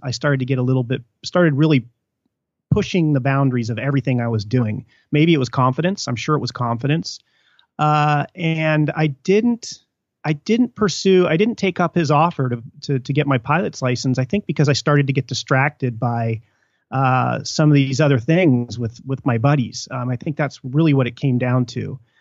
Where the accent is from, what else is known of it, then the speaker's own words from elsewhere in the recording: Mammoth Lakes, California, United States; moved away; when I was growing up in Mammoth